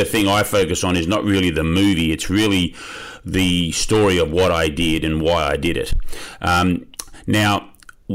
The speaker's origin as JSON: {"language": "English", "country": "Australia", "tie": "born or raised there", "said": "I am from Australia, grew up there"}